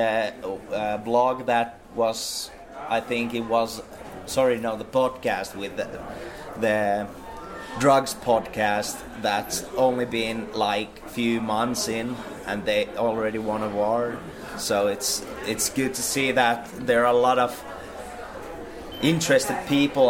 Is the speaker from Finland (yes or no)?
yes; Finland; we're from Finland